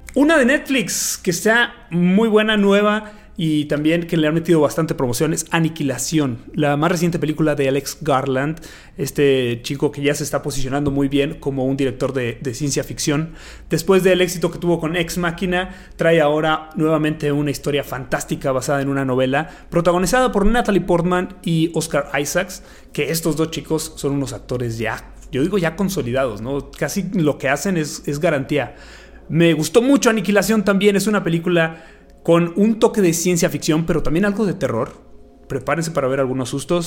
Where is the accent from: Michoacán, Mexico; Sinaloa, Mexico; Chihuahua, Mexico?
Chihuahua, Mexico; soy de Chihuahua